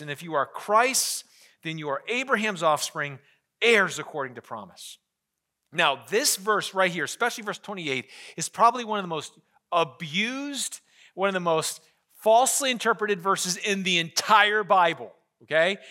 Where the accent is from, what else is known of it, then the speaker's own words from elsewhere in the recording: Scranton, Pennsylvania, United States; I'm from Scranton